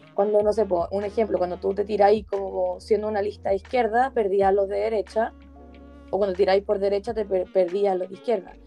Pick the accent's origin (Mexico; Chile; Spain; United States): Chile; no solamente somos el futuro de la comunidad judía de Chile, sino que somos el futuro de Chile en general